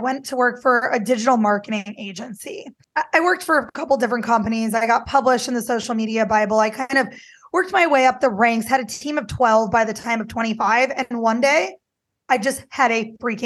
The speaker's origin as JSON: {"language": "English", "region": "Midwest", "country": "United States", "tie": "born or raised there", "said": "I grew up in the Midwest too"}